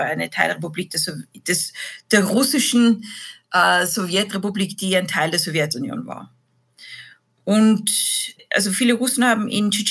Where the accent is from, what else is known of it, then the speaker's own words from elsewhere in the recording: Vienna, Austria; moved away as an adult; Genau, ich bin aus Wien, bin nach der Matura ein Jahr lang nach Russland gegangen, Mitte der 90er